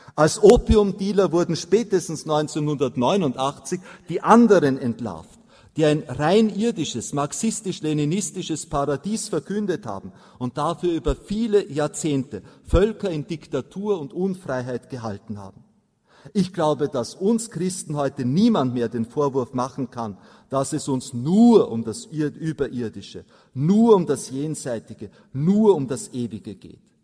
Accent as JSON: {"language": "German", "country": "Austria", "said": "bei uns in Mariazell in den steirischen Alpen"}